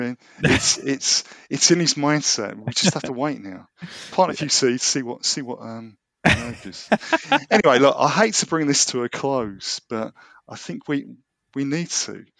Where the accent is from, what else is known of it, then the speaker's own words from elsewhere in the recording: London, United Kingdom; I am a Londoner born and bred